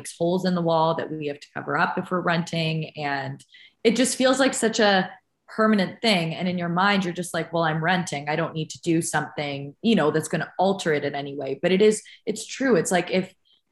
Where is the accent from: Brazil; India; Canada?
Canada; as a Canadian